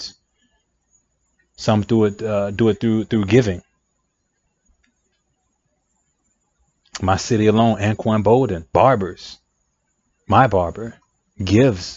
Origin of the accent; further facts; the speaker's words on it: United States; I'm African American myself